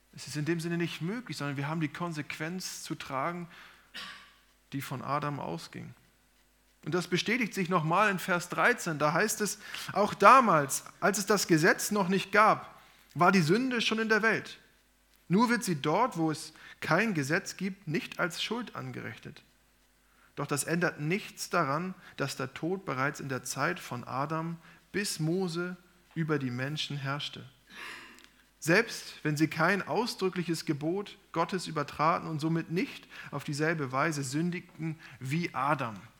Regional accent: Germany; sind wir in Deutschland oder in Europa geboren

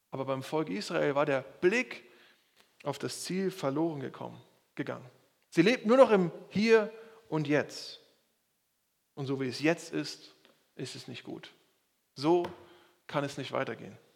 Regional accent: Schleswig-Holstein, Germany; ganz im Süden von Bayern und ich komme aus Schleswig-Holstein.

